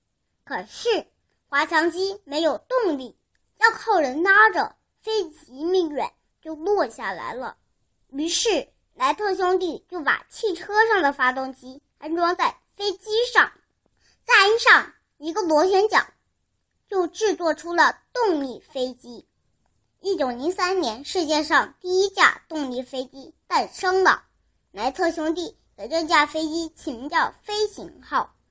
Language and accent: Chinese; Sanya, Hainan, China; 今年六岁了，我来自海南三亚。